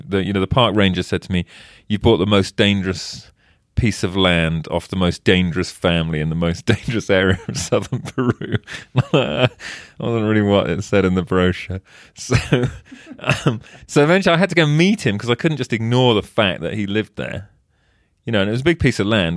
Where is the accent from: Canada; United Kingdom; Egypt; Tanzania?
United Kingdom; England; now in United States; I'm English and I live in the States